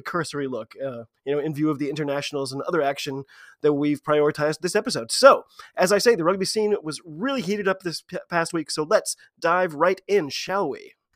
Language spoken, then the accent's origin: English; United States; I'm an American rugby fan